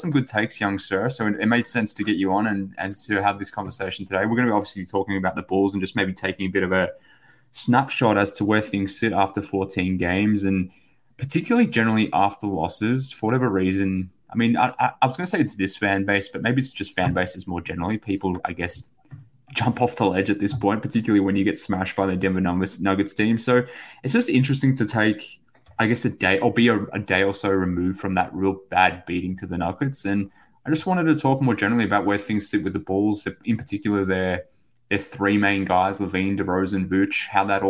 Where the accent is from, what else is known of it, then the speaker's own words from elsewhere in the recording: Australia; from Australia